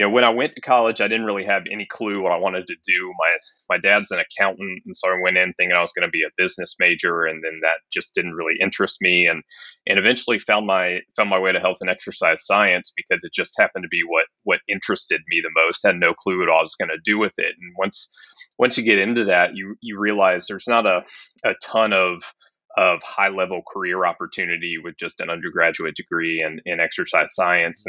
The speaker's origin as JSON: {"language": "English", "town": "Atlanta", "region": "Georgia", "country": "United States", "tie": "born or raised there", "also_born_or_lived": "Greenville, South Carolina", "moved": "as an adult", "said": "born and raised in Atlanta, Georgia, and just grew up a sports fanatic kid"}